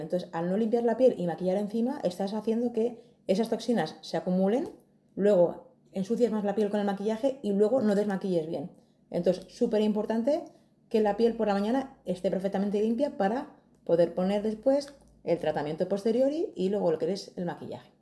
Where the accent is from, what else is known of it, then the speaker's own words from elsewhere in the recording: Madrid, Community of Madrid, Spain; Soy de Madrid